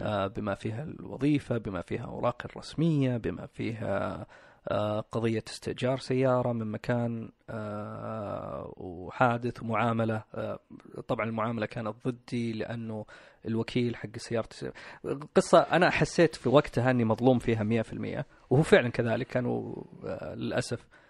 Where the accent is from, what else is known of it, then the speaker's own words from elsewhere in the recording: Riyadh, Riyadh Province, Saudi Arabia; من اصول باكستانيه اتولدت في الرياض مستشفى الشميسي آه، تربيت مع اخواني واختي والوالدين